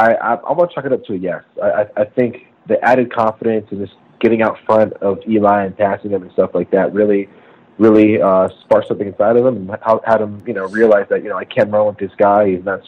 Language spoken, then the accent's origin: English; United States; as an American